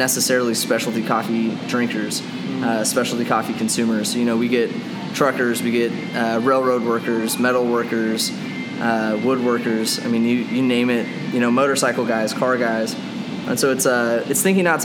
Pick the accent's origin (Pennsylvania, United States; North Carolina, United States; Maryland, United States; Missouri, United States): Missouri, United States; Kansas City; also born or lived in Orlando, Florida / Charleston, South Carolina; I've lived in Kansas City and the Independence area since I was about 3 years old